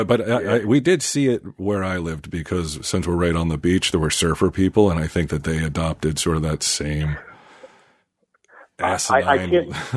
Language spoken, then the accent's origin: English; Jersey Shore, New Jersey, United States; I grew up in the Jersey Shore.